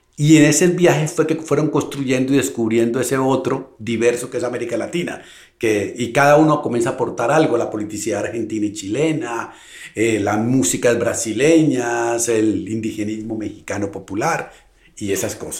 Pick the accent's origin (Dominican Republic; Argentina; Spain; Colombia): Colombia; also born or lived in Bogotá; yo vengo de Colombia